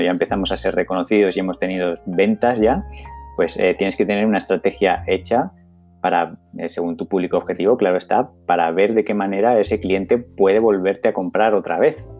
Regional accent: Zaragoza, Aragon, Spain; en Zaragoza, en mi tierra

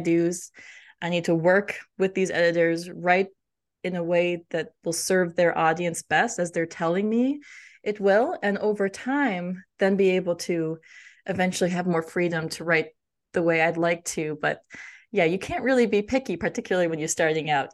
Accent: United States; as an Indian American growing up

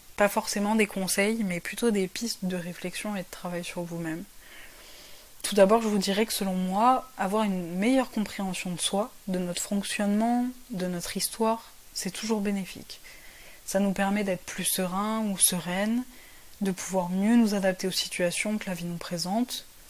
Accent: France; also born or lived in Paris / south of France / Portugal (ancestry); je suis française avec des origines portugaises.

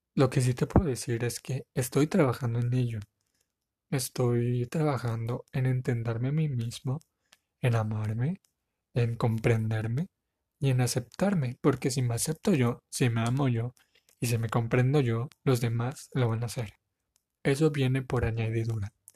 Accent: Tepic, Nayarit, Mexico; Soy de la ciudad de Tepic Nayarit, México

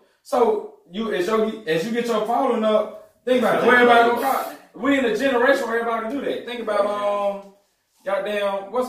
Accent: Jackson, Mississippi, United States; I grew up in Jackson. Right. I'm from South Jackson. Like, that's the region where I'm from

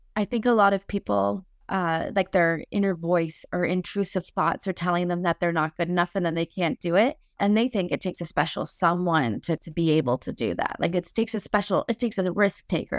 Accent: Lion's Head, Ontario, Canada; I'm from Lionshead

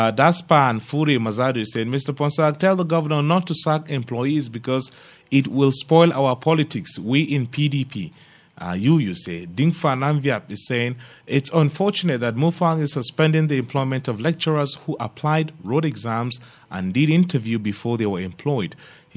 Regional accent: Plateau, Nigeria; I'm Tarok too. I'm a Nigerian. I want to be president.

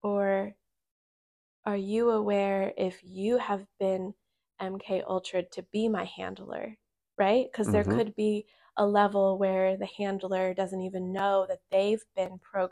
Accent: Virginia, United States; born there; and then my mom and dad came over here from my birth, and I was born in Virginia.

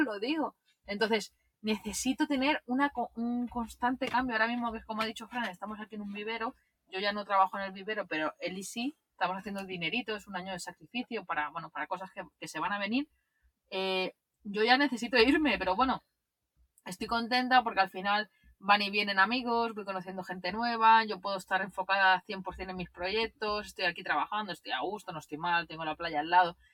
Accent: Barcelona, Catalonia, Spain; alquilar un piso aquí en Barcelona, donde yo, de donde yo soy

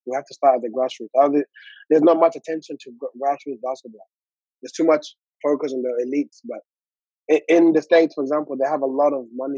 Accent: Armadale, Western Australia, Australia; It was like a little community there. It was called Armadale Lions.

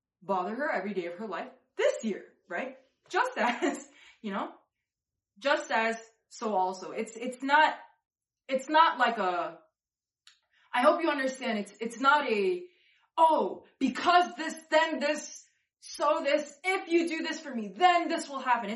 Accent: New York, United States; I'm a New Yorker

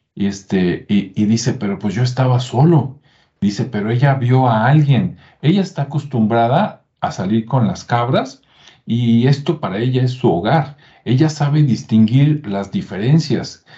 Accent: Mexico; los que somos de México

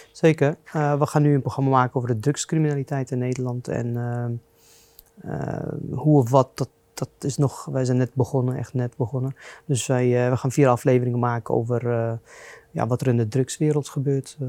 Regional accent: Lebanon; now in Netherlands; Ik ben in Libanon geboren en opgegroeid in burgeroorlog

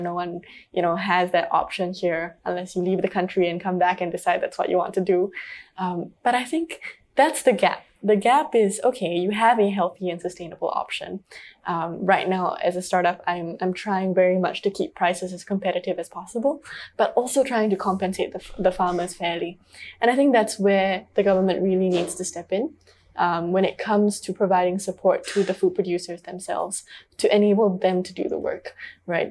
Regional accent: Singapore; growing up in Singapore, um, we all know that Singapore can be a very high stress, high paced society.

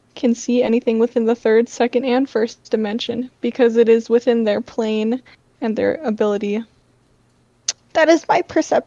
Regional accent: Philippines; I'm Filipino, so like I grew up with like a Catholic household

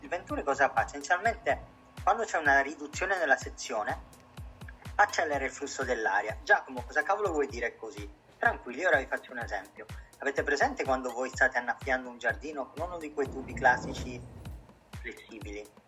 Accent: Italy; come tutti gli italiani

